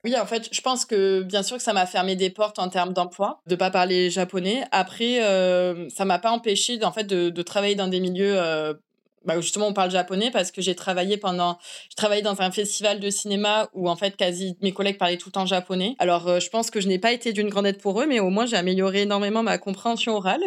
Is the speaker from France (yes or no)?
yes; France; moved away as an adult; now in Japan; en tant que Français